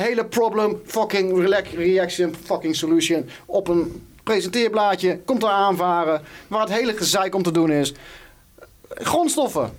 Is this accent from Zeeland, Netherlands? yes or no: no; Wageningen, Gelderland, Netherlands; waar ik vandaan kom. Wageningen.